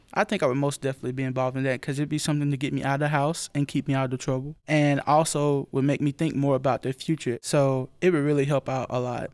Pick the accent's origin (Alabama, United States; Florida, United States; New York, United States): Alabama, United States; Linden; Linden, Alabama. That's my hometown